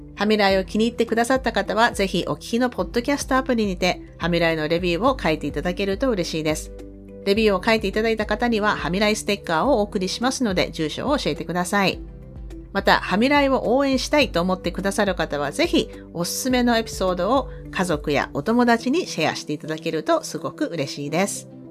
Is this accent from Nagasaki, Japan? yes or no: yes; Sasebo, Nagasaki, Japan; moved away as an adult; now in Canada; 私も長崎なんですって言ったら、え、どちらですかって聞かれて、え、佐世保ですって言ったら